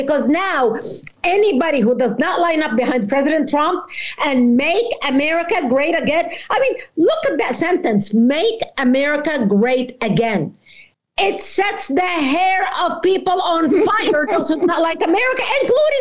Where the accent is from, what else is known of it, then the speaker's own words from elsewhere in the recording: Lebanon; now in United States; I was born in Lebanon